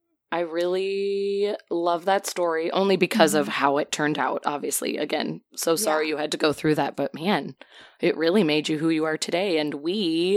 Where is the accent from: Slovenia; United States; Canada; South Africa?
Canada; since it looked like King Street and I am Canadian.